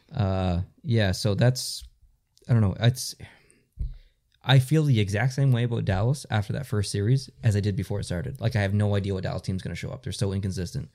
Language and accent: English; Canada; we are Canadian.